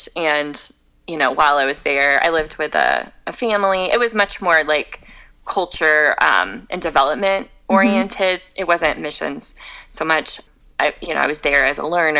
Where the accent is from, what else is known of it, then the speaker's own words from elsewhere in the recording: Tampa, Florida, United States; also born or lived in China / Chicago; now in Fort Collins, United States; I grew up in Tampa